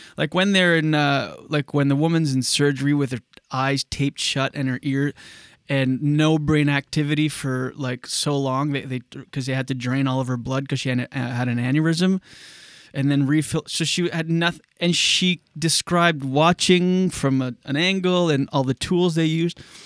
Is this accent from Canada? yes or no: yes; Canada; my hometown